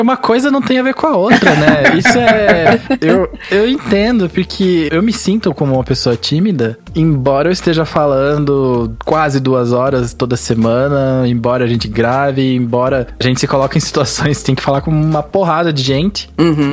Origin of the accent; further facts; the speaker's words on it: Curitiba, Paraná, Brazil; Eu sou de Curitiba